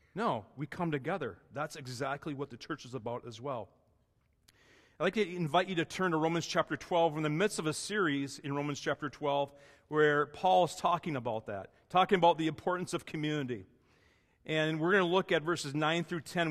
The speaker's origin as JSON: {"language": "English", "region": "Wisconsin", "country": "United States", "tie": "born or raised there", "moved": "yes", "said": "My best friend growing up in Wisconsin"}